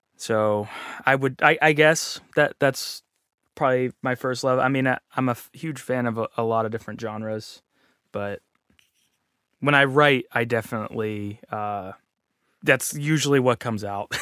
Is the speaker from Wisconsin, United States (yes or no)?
no; Pittsburgh, Pennsylvania, United States; moved away as an adult; also born or lived in Columbus, Ohio / Orlando, Florida; I'm from Pittsburgh